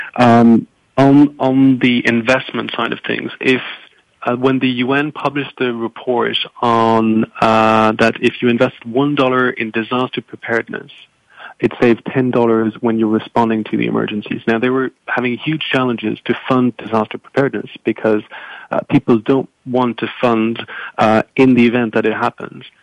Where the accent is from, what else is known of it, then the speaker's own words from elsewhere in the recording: France; moved away; I'm originally from from France